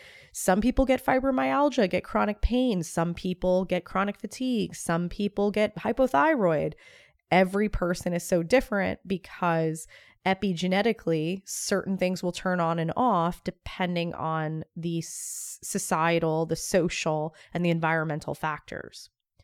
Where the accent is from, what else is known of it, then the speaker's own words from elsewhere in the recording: Northeast, United States; I came from the Northeast, so New York, New Jersey, even Philly.